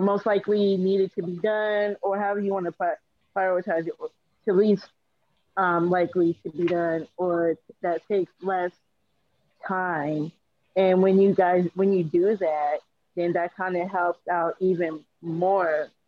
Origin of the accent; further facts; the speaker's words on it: Seattle, Washington, United States; I have a associate's, bachelor's, and master's degree, and I am from Seattle, Washington.